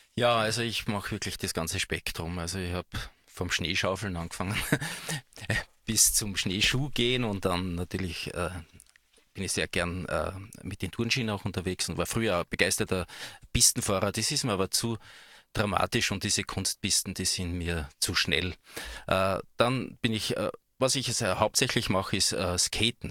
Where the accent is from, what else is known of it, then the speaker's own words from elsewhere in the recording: Styria, Austria; moved away; also born or lived in Tyrol / Switzerland; Das ist natürlich nicht mein Originaldialekt, sondern ich bin Steirer, der nach Tirol ausgewandert ist und dann später in die Schweiz nach Go West gegangen ist